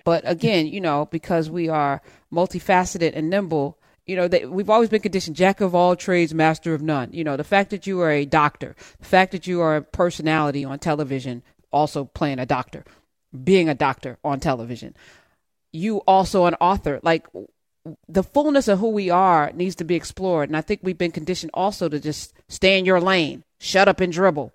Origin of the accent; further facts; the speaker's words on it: East Orange, New Jersey, United States; I'm from East Orange